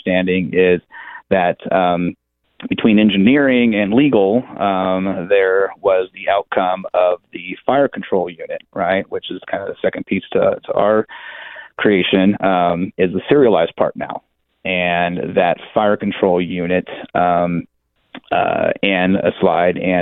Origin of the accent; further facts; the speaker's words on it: Nevada, United States; moved away; also born or lived in Bay Area, California / San Diego, California; I grew up hunting in Nevada, but I spent a lot of years in the Bay Area and San Diego.